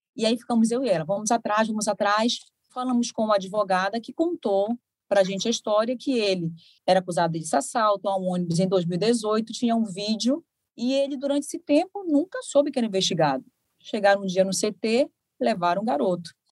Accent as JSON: {"language": "Portuguese", "town": "Belém", "region": "Pará", "country": "Brazil", "moved": "as an adult", "lives_now": "Recife, Brazil", "said": "eu sou de Belém"}